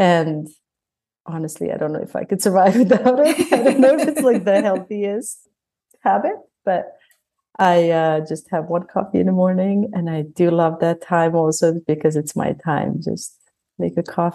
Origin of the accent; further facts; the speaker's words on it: Bosnia & Herzegovina; English is a second language; moved away as an adult; also born or lived in Croatia / Calgary, Canada; now in United States; I was born and raised in Bosnia and Herzegovina and former Yugoslavia